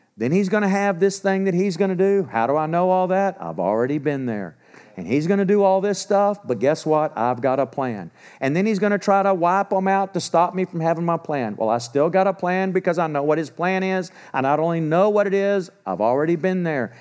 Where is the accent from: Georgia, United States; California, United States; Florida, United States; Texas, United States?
Texas, United States; I'm a Texan